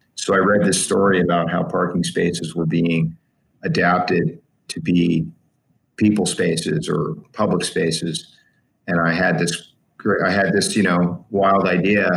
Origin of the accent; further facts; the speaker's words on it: West Palm Beach, Florida, United States; in my city, in my hometown of West Palm